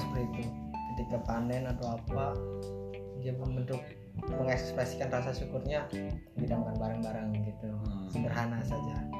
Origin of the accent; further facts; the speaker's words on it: Cirebon, West Java, Indonesia; daerahku Cirebon